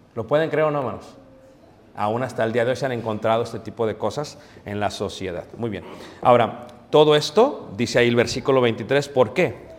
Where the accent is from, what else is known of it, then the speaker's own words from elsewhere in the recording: Mexico; nosotros como, como buenos mexicanos